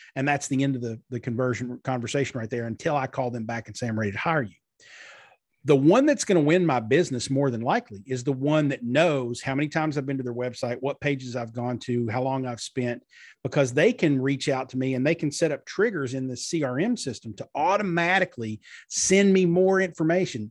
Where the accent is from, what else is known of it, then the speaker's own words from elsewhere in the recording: Pikeville, Kentucky, United States; Pikeville, Kentucky, which is my hometown in far eastern Kentucky